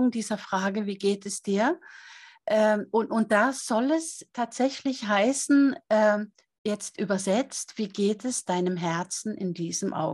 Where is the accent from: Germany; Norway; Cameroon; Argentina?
Norway; Es ist nicht nur meine Heimat, aus der ich stamme, sondern es ist ein Stück weit auch meine Seelenheimat